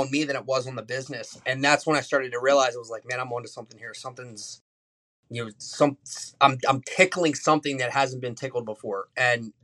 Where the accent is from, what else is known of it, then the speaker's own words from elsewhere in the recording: United States; I'm a kid from Carroll County. Grew up between two cornfields and six houses in our neighborhood.